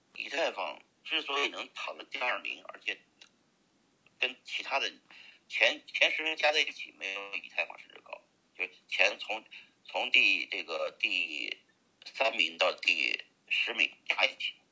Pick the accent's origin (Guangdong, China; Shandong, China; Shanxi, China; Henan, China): Shanxi, China; Pingyao; moved away as an adult; now in United States; 我是山西的平遥人